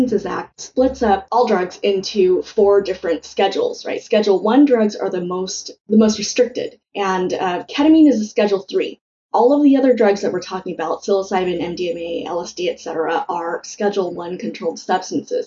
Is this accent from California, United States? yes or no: yes; California, United States; I was born in California, but it was really soon after they came. And, growing up, all my relatives were slowly trickling